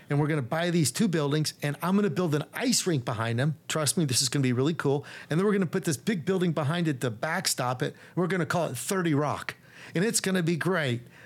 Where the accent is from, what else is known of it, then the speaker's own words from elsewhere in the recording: Dallas, Texas, United States; I grew up in Dallas, so it's home.